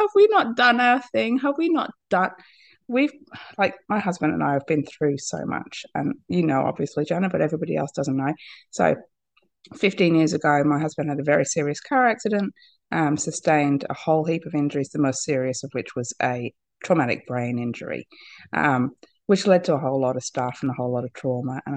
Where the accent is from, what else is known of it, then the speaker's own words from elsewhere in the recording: Australia; I am from Australia